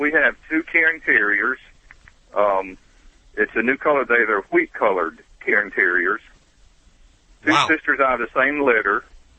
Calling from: Panama City Beach, Florida, United States; Panama City Beach, Florida.

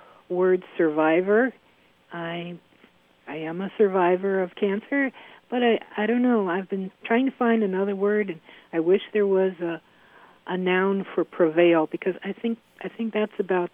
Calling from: Delafield, Wisconsin, United States; I'm calling from Delafield, Wisconsin.

